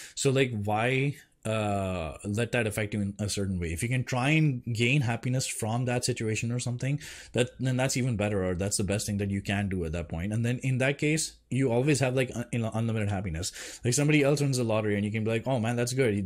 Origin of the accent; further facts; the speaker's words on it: India; moved away; I grew up in India